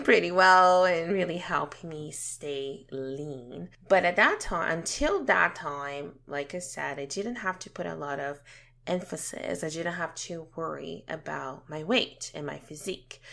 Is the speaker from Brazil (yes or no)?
yes; Brazil; moved away as an adult; now in Canada; had a pretty good childhood growing up back home in Brazil